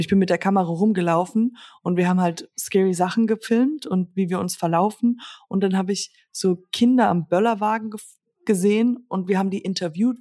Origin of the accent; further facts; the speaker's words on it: Germany; hier in Höck, also in Höckritzhausen, da wo ich herkomme, ist, äh, ist ein Dorf